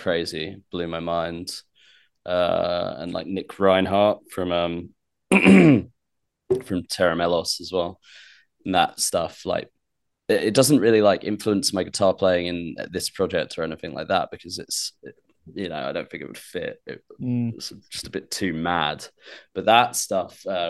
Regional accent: Portsmouth, South East England, United Kingdom; moved away as an adult; now in London, United Kingdom; I'm from Portsmouth

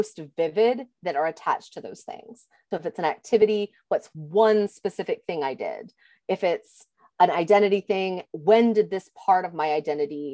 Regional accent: the South, United States; as a Southerner

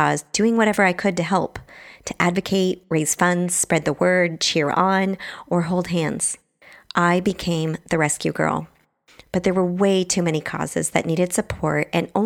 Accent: Bremerton, Washington, United States; also born or lived in Truckee, California; now in San Francisco, United States; So I grew up in Bremerton, Washington, which is across the water from Seattle. I'm pretty much a Pacific Northwest girl at heart.

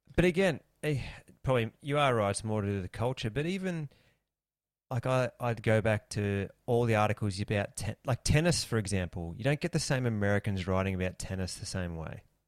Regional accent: Australia; we're Australian

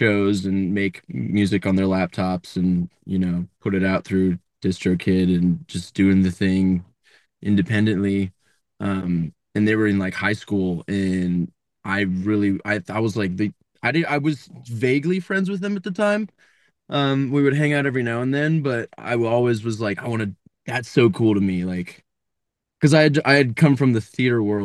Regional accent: Columbus, Ohio, United States; now in Nashville, United States; I grew up in Columbus, Ohio.

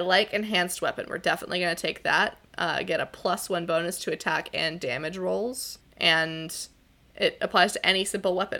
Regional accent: Pacific Northwest, United States; I am from the Pacific Northwest.

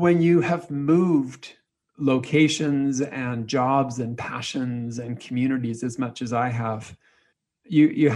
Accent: Canada; moved away as an adult; also born or lived in Texas / Africa; move back to Canada to be in my home country and also close to my parents

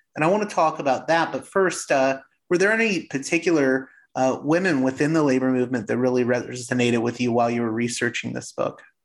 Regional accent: Pittsburgh, Pennsylvania, United States; I come from Pittsburgh

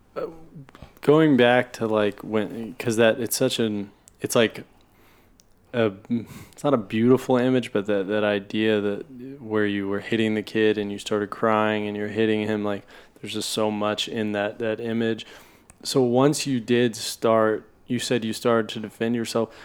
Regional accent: Oklahoma City, Oklahoma, United States; I grew up in Oklahoma City

